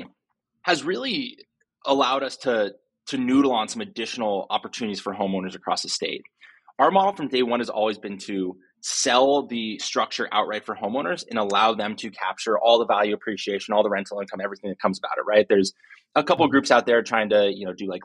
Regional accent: Silicon Valley, California, United States; I was born and raised in Silicon Valley

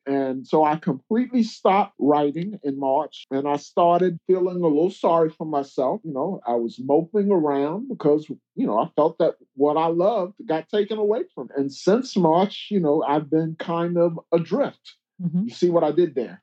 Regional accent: New York City, New York, United States; I grew up in Brooklyn, nowhere near any water

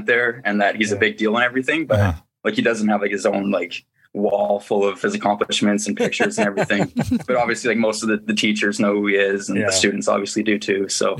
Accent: Listowel, Ontario, Canada; It was really just like any other small town, mm-hmm. A population of like 10,000 people. So it's small, and it really relates to Letterkenny, especially

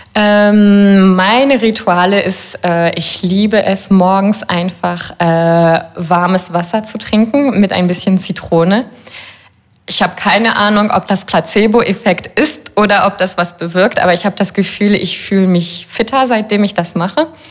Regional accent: Paris, Île-de-France, France; ich bin ja Französin

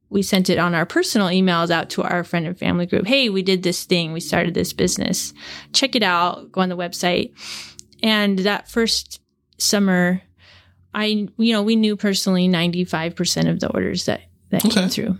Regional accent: Seattle, Washington, United States; Well, Rich and I grew up in the Seattle area in mm-hmm. Puget Sound.

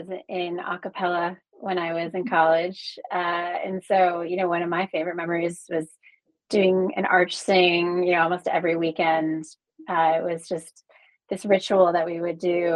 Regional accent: New Jersey, United States; also born or lived in Frankfurt, Germany / New York; now in Los Angeles, United States; I was actually raised in New Jersey

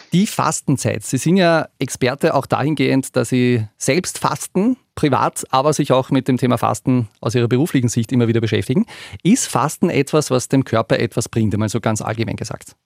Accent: Upper Austria, Austria; bei uns in Oberösterreich

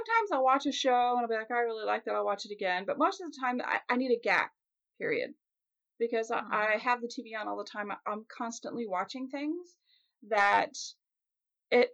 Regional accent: Kansas City, Missouri, United States; my hometown, when Kansas City does well at sports, I'm

